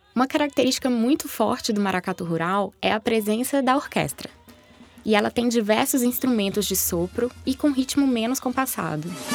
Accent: northern Minas Gerais, Brazil; sou brasileira, norte-mineira

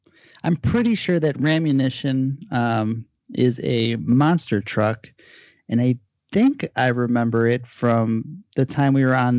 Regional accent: Illinois, United States; right near where we grew up in Illinois.

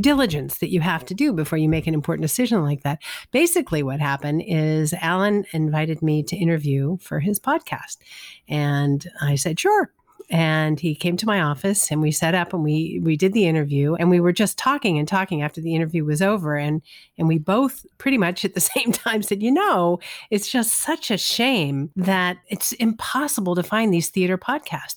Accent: Los Angeles, California, United States; moved away; also born or lived in New York; growing up in Los Angeles, I didn't know anybody

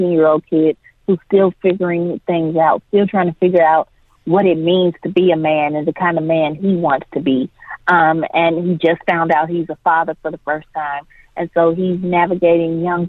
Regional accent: Jackson, Mississippi, United States; I grew up in Jackson, Mississippi.

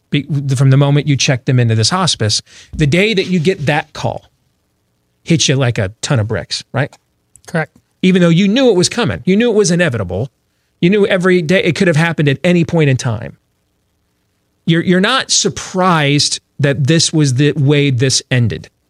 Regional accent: United States; As an American, as a as a person that works in this industry

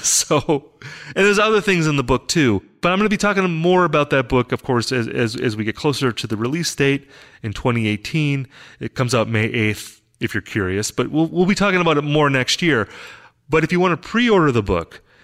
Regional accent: Wisconsin, United States; moved away; I'm from Wisconsin originally, so I grew up in a similar kind of situation.

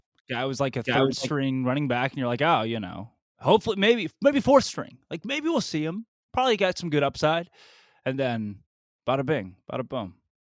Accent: Arkansas, United States; moved away; I grew up in Arkansas

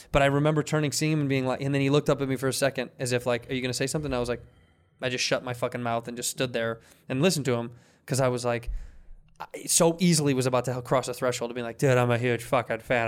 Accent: Midwest, United States; now in California, United States; we're from the Midwest

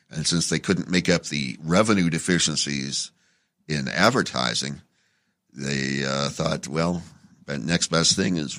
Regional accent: Phoenix, Arizona, United States; also born or lived in Las Vegas; now in Los Angeles, United States; I went back to my hometown of Phoenix for a few years

